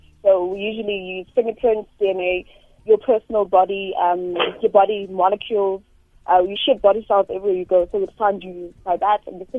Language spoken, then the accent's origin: English; Soweto, Gauteng, South Africa; And so I'm deep in Soweto.